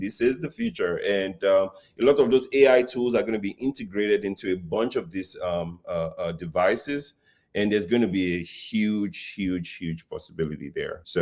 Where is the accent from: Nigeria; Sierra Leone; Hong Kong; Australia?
Nigeria; moved away; I grew up in Africa, you know, in Nigeria, to be specific